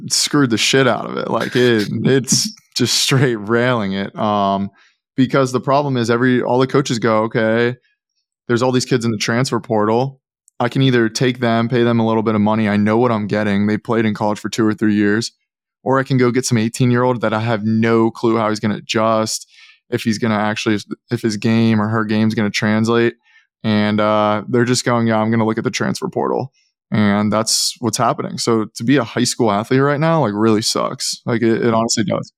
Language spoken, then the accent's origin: English; Pittsburgh, Pennsylvania, United States; I'm from Pittsburgh